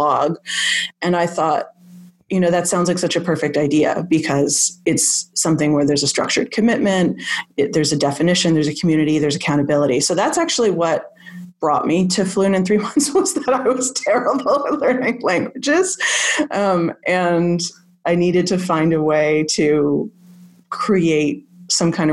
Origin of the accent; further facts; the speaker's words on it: Canada; also born or lived in Scotland; I'm from Canada, and so it was obligatory for us to take French in school